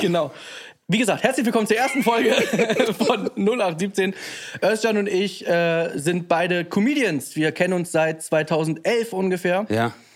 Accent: Hamburg, Germany; ich bin in Bergedorf

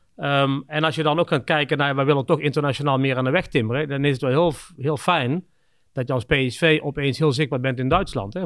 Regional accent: Kempen, North Brabant, Netherlands; moved away as an adult; also born or lived in Scandinavia / Budapest / Shanghai / Singapore; een dorp hier in waar ik vandaan kom in de Kempen

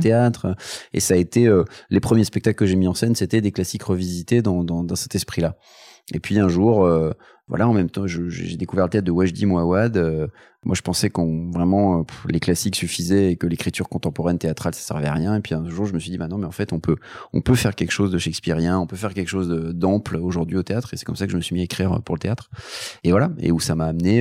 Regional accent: Paris, Île-de-France, France; j'ai grandi à Paris

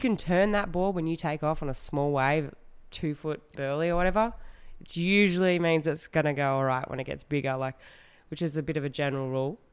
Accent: Western Australia, Australia; I grew up in Western Australia.

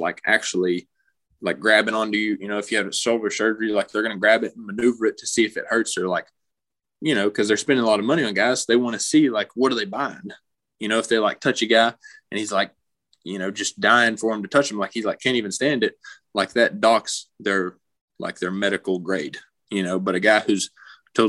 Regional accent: Knoxville, Tennessee, United States; I grew up in Knoxville, so I was just a Tennessee kid.

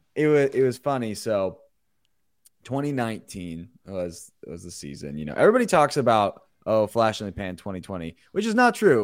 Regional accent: Indianapolis, Indiana, United States; also born or lived in Bloomington, Indiana; I'm from the Indy area

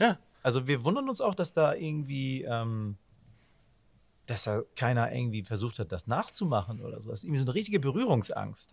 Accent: Hamburg, Germany; das haben wir auch als Hamburger

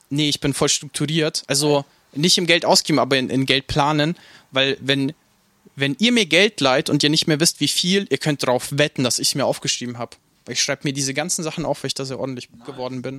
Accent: Nuremberg, Bavaria, Germany; born or raised there; also born or lived in Ukraine

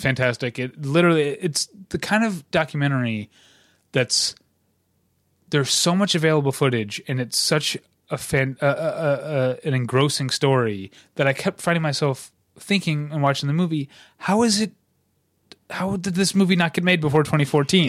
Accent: St. Louis, Missouri, United States; now in Southern California, United States; my hometown of Saint Louis

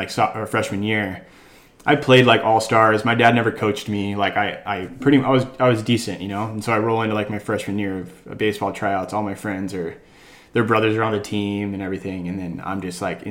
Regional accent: Los Angeles, California, United States; I grew up in LA, so I grew up in Westchester

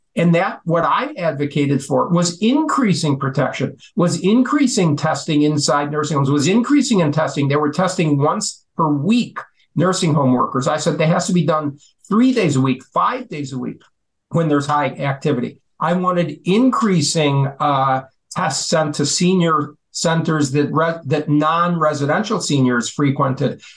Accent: Chicago, Illinois, United States; I was born uh, in the Chicago in Chicago itself

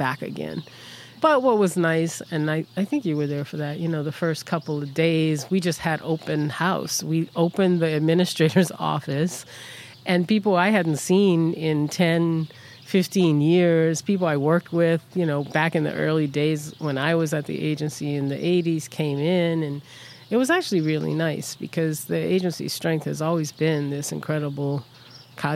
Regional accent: New Orleans, Louisiana, United States; moved away; also born or lived in Philadelphia / New Jersey; brought back to New Orleans. So to me, New Orleans is home.

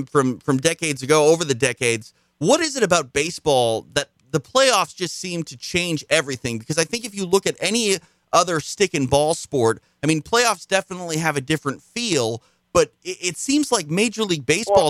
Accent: Minneapolis, Minnesota, United States; I grew up in Minneapolis

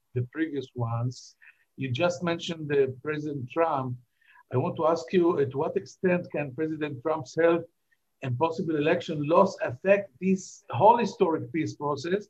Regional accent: Israel; We Israelis

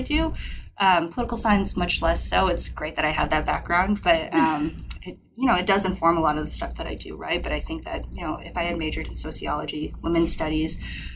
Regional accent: Minnesota, United States; moved away as an adult; also born or lived in Berkeley, California; I grew up in Minnesota

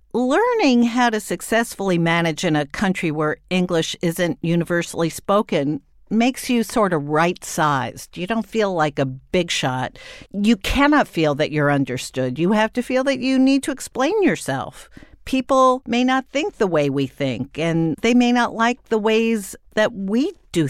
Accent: United States; Being an American abroad

